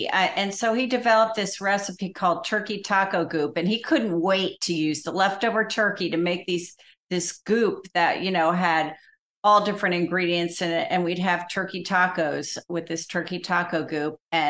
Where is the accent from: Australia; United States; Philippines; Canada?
United States; New Jersey; but most of my life in Jersey.